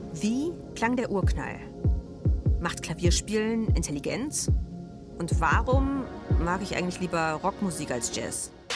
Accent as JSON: {"language": "German", "town": "Halle", "region": "Saxony-Anhalt", "country": "Germany", "tie": "born or raised there", "said": "meiner Heimatstadt Halle"}